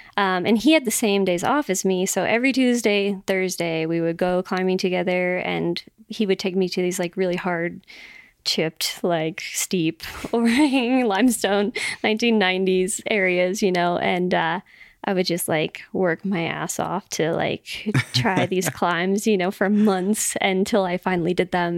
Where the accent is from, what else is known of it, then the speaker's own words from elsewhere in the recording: Las Vegas, Nevada, United States; moved away as an adult; now in Boulder, United States; my hometown of Vegas